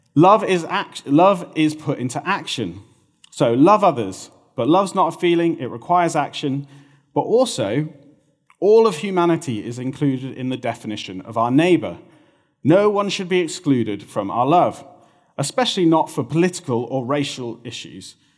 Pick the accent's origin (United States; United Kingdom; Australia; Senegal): United Kingdom